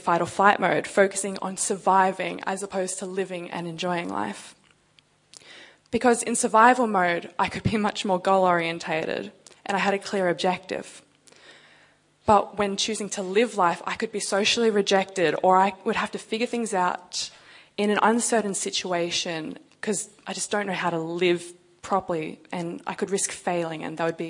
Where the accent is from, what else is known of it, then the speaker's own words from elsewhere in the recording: Canberra, Australian Capital Territory, Australia; moved away as an adult; also born or lived in Sydney; now in Perth, Australia; I'm actually from Canberra